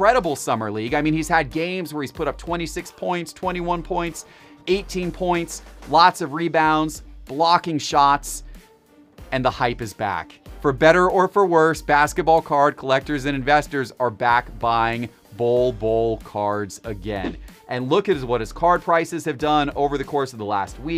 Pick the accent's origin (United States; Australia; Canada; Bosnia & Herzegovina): United States; Atlanta, Georgia; my hometown Atlanta Braves